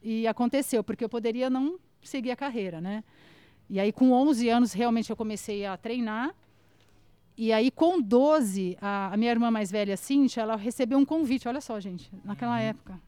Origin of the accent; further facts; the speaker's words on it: Araçatuba, São Paulo, Brazil; accent: caipira; moved away as an adult; also born or lived in Washington, United States; eu sou de Aracatuba, né, interior de São Paulo